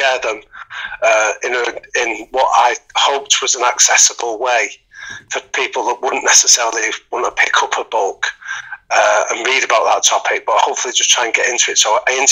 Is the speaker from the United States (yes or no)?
no; Manchester, North West England, United Kingdom; I'm from Manchester, and I grew up in a boxing gym